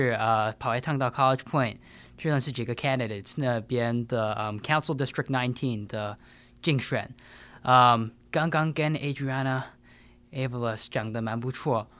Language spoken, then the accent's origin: Chinese; New York City, New York, United States; 我是纽约出生长大的。